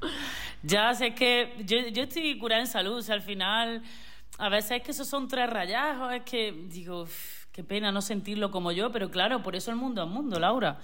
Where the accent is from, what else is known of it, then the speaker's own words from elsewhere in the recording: Córdoba, Andalusia, Spain; moved away as an adult; also born or lived in Switzerland; now in Torremolinos, Spain; Yo soy de Córdoba